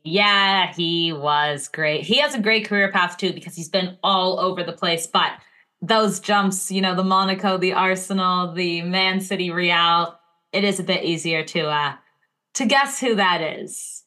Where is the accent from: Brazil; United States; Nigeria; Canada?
Canada; Montreal, Quebec; my hometown, Montreal